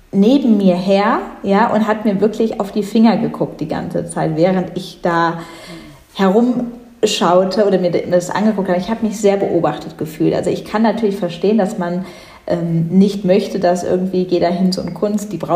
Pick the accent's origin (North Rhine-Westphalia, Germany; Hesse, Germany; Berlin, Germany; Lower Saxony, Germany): North Rhine-Westphalia, Germany; ich ich komme selbst nicht direkt aus Düsseldorf, aber in der Nähe von Düsseldorf.